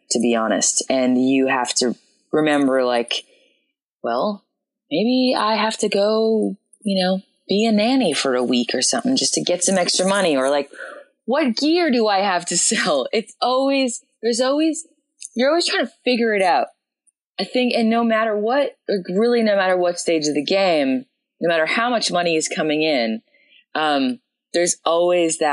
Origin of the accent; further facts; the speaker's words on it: Winnipeg, Manitoba, Canada; moved away as an adult; now in Austin, United States; I worked some coffee shop jobs back in my hometown of Winnipeg